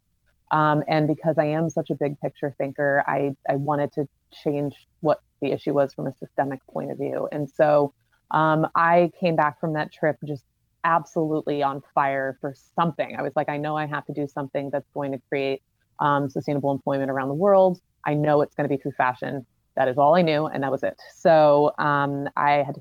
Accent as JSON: {"language": "English", "town": "Charlotte", "region": "North Carolina", "country": "United States", "moved": "as an adult", "lives_now": "New York, United States", "said": "I'm from Charlotte"}